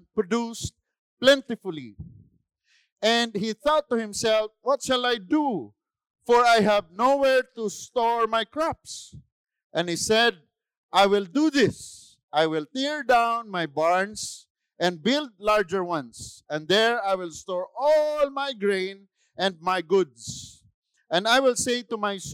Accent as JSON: {"language": "English", "country": "Philippines", "said": "I'm a Filipino"}